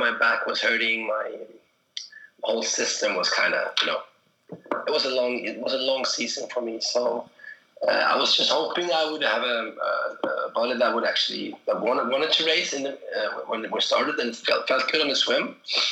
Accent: Stockholm, Stockholm County, Sweden; my hometown, Stockholm

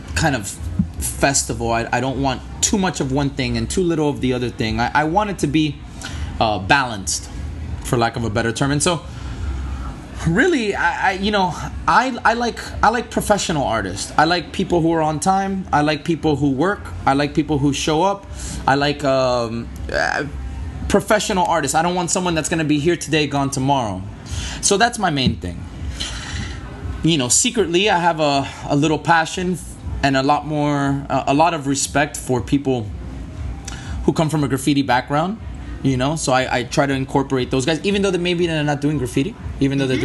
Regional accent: Miami, Florida, United States; I'm born and raised here in Miami. Um, I was born in Miami Beach. I was raised in Miami Beach and in uh, South Miami as well.

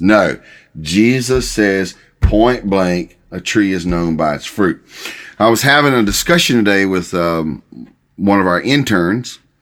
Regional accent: United States

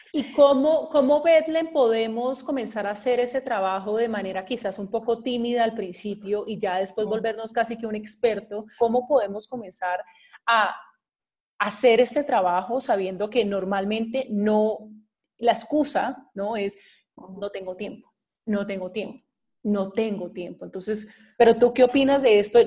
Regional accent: Cali, Valle del Cauca, Colombia; moved away; estuve este fin de semana en mi tierra, en Cali, estuve con mi madre

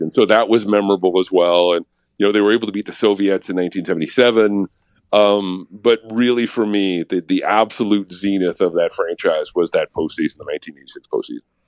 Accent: Connecticut, United States; I grew up in Connecticut

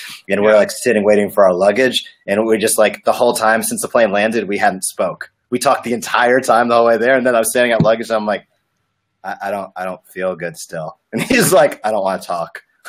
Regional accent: Rhode Island, United States; Rhode Island.

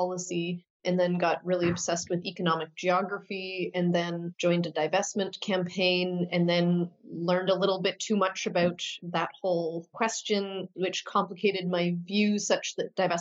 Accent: Saskatoon, Saskatchewan, Canada; was a community organizer back in my hometown of Saskatoon, Saskatchewan, Canada

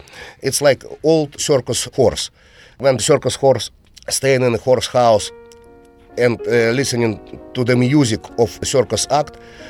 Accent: Russia; English is a second language; We traveled all around Russia. And of course, when I had some tours next to my hometown, I paid for my parents' tickets.

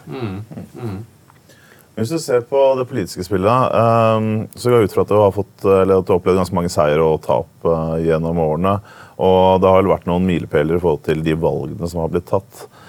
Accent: Oslo, Norway; jeg er jo fra Oslo

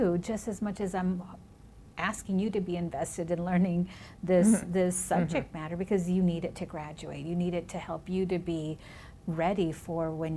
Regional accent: Minnesota, United States; first language Spanish; English is a second language; also born or lived in California; now in Bloomington, United States; I was born in California, raised in Minnesota, my first language in my home was Spanish

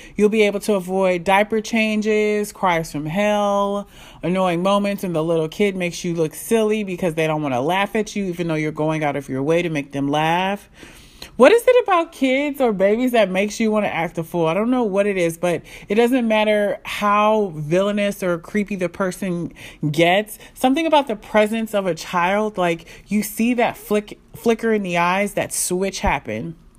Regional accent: Nigeria; I'm Nigerian.

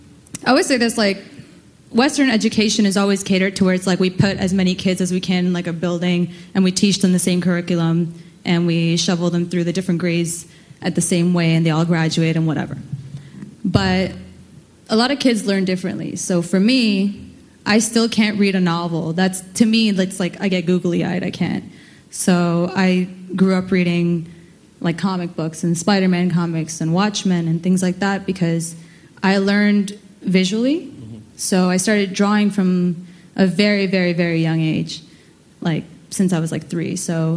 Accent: Karachi, Sindh, Pakistan; born there; moved away; Well, I was born in Pakistan, in Malir, and then to Karachi, to parents that are Bengali, and they're Bihari by way of Bangladesh, and Gujarat.

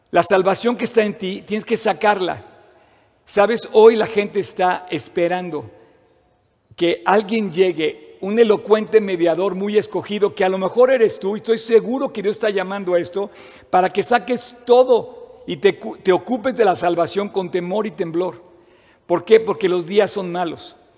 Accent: Mexico; nací en México

